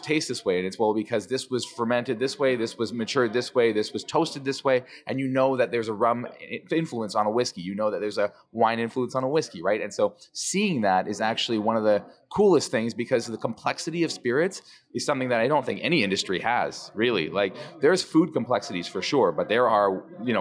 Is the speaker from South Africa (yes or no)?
no; Canada; I'm the only Canadian, so maybe they love the fact that I'm Canadian